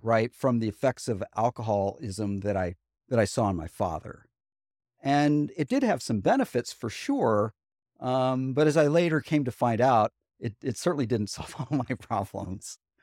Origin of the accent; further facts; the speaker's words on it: Huntsville, Alabama, United States; also born or lived in Buffalo, New York; we moved from Buffalo, New York to Huntsville, Alabama when I was eight years old in second grade